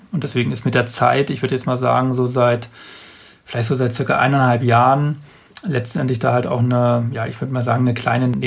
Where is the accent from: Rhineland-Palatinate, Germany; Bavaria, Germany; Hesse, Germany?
Bavaria, Germany; das sind mehr Menschen als jetzt in meiner äh, in meiner Heimatstadt jetzt hier im, im Allgäu.